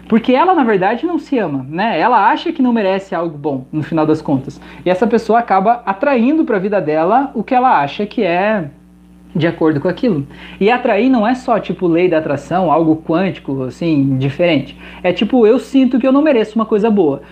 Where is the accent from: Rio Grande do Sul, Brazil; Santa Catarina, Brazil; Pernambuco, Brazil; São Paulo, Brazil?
Santa Catarina, Brazil; sou de Santa Catarina